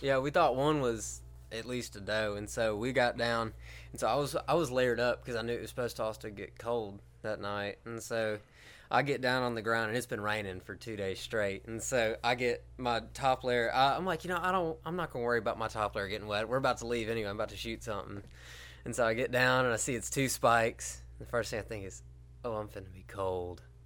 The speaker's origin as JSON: {"language": "English", "town": "Helena", "region": "Alabama", "country": "United States", "said": "I'm from Helena, Alabama"}